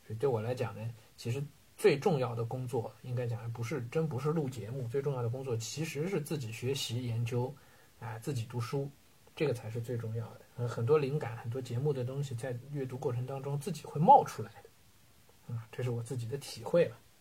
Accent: China; 我们中国人

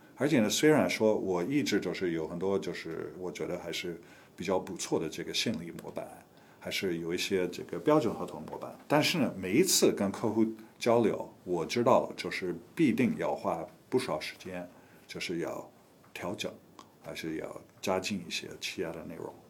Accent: United States; Chinese is a second language; moved away as an adult; also born or lived in Taiwan / Los Angeles / Hong Kong; now in China; 我本人也是美国人，我是美国出生长大的，呃，我是七七年到七九年，我在台湾待了两年时间，学会中文

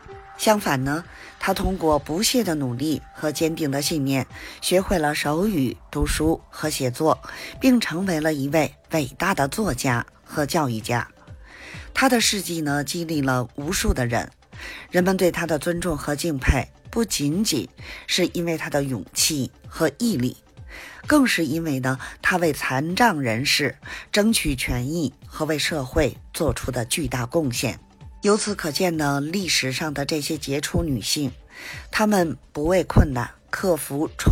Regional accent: Beijing, China

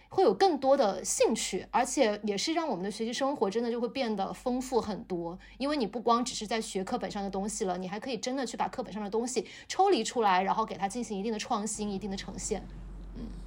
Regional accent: Shenzhen, Guangdong, China; moved away; 我在深圳长大

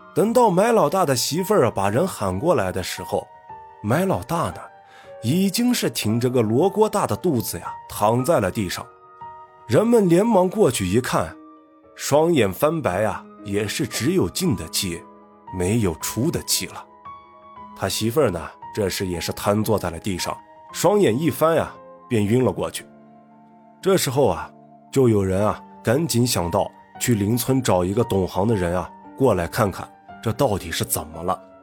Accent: Gansu, China; 我的老家。 甘肃一个四面环山的小县城里。因为老家地处偏僻，再加上信息闭塞，所以呢，造成了经济和文化呢，都相对比较落后

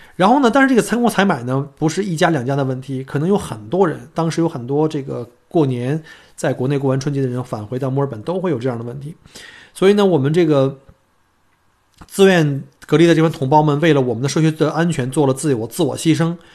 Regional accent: China; now in Melbourne, Australia; 我们中国人已经经历了这个前一个月在中国的这种情况

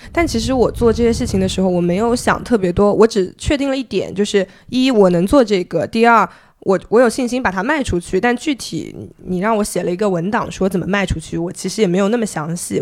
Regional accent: Zhejiang, China; also born or lived in Beijing; now in Hangzhou, China; 我前面两份，哦，前面有三份工作的经历， 然后分别是在字节跳动，北京话在字节跳动， 然后后面我选择回了杭州，因为我是浙江人

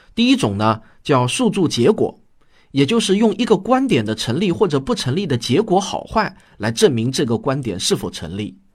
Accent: China; 我们中国人常说对事儿不对人

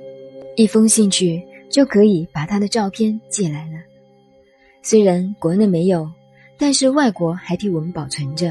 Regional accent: Zhejiang, China; 我说：“我们浙江人有那么大的坏处吗？”

